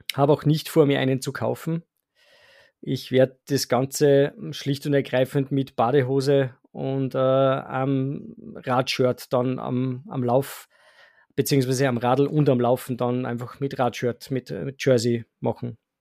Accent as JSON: {"language": "German", "region": "Salzburg", "country": "Austria", "said": "bei uns in Salzburg"}